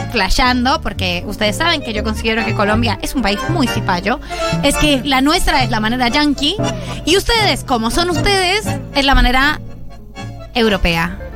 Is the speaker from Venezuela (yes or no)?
no; Bolivia; Soy de Bolivia.